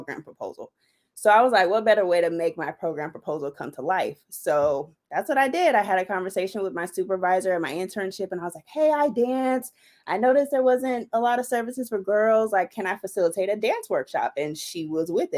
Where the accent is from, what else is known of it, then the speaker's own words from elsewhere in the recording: Riverside, California, United States; also born or lived in Chicago; I'm from the Inland Empire, born and raised in Riverside, currently live in Rancho Cucamonga.